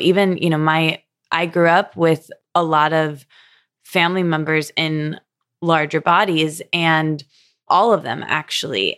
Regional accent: Midwest, United States; I grew up in the Midwest

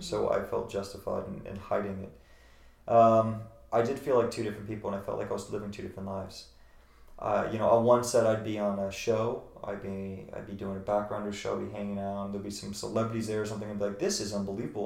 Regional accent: Virginia, United States; moved away as an adult; now in Los Angeles, United States; I'm from the sticks I'm from Virginia and and, and um, you know in the woods where people don't really have much

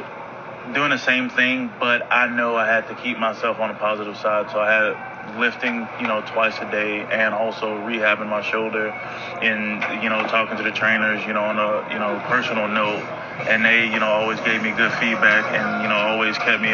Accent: Southern United States, United States; because I'm only one from the South.

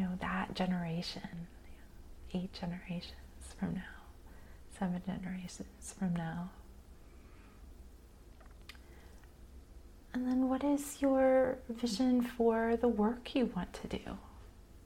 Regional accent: United States; especially as modern American humans who've been raised in a capitalist society

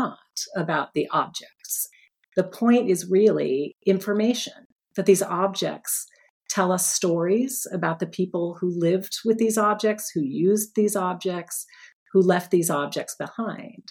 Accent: Phoenix, Arizona, United States; now in Philadelphia, United States; Phoenix, my hometown.

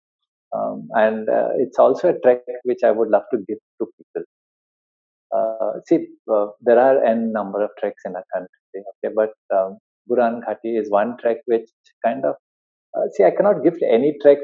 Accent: India; we are from India

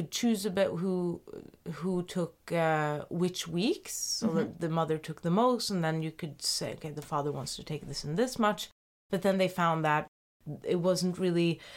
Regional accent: Norway; moved away as an adult; now in Switzerland; I am from Norway. Although I've lived all of my adult life elsewhere.

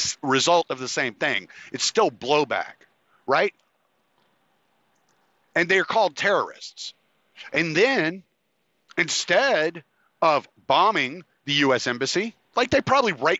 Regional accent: United States; us as the American people

